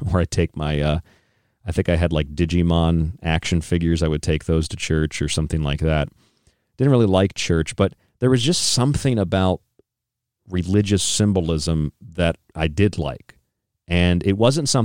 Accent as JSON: {"language": "English", "town": "St. Petersburg", "region": "Florida", "country": "United States", "tie": "born or raised there", "also_born_or_lived": "Seminole, Florida", "moved": "yes", "said": "I grew up in Florida. I grew up in the Central Florida area. I was born in Seminole, Florida, and I lived most of my life in St. Pete, St. Petersburg, Florida"}